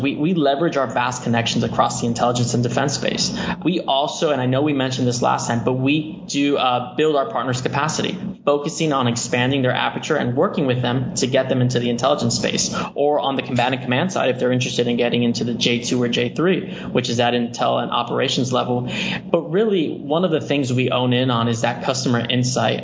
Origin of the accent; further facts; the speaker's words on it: Miami, Florida, United States; I am a first generation American, born and raised in Miami, Florida